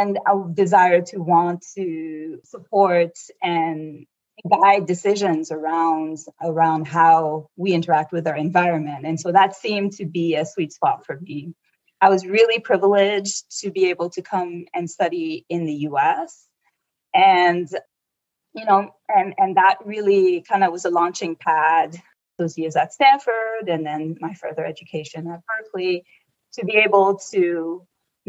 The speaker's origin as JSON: {"language": "English", "region": "Abidjan", "country": "Côte d’Ivoire", "tie": "born or raised there", "moved": "yes", "lives_now": "California, United States", "said": "I was raised in the Ivory Coast, Côte d'Ivoire"}